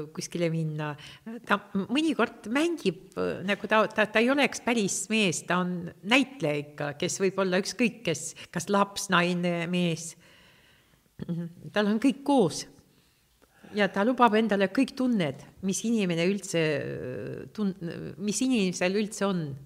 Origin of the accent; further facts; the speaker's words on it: Estonia; first language Russian; Estonian is a second language; ma sündisin siin